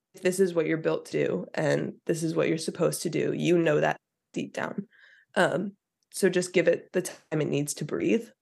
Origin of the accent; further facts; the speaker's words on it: Sussex County, New Jersey, United States; I grew up in Sussex County, New Jersey